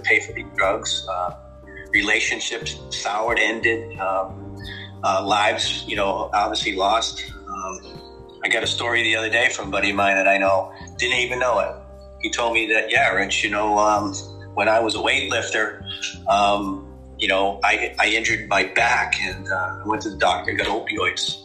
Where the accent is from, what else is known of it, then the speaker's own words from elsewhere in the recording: Boston, Massachusetts, United States; now in Buffalo, United States; I'm originally from Boston, Massachusetts, and um, I currently reside with my family in Buffalo, New York.